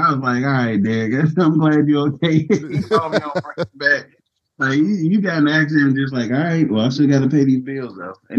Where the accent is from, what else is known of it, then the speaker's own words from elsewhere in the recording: Fayetteville, North Carolina, United States; Fayetteville, North Carolina.